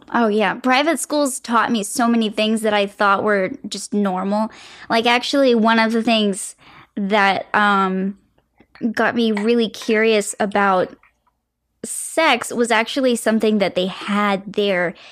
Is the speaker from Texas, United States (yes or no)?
no; Florida, United States; moved away; It was actually where I was born. And so it feels like I'm coming back to my hometown almost